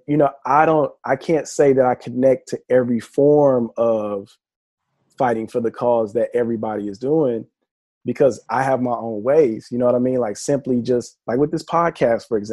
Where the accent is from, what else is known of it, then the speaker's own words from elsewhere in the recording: Houston, Texas, United States; moved away as an adult; now in Los Angeles, United States; I'm from Houston